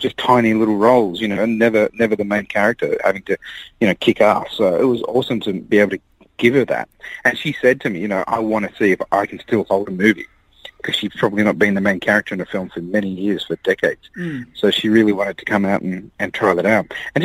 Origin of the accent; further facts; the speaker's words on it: Australia; growing up in Australia, we entered Trop Fest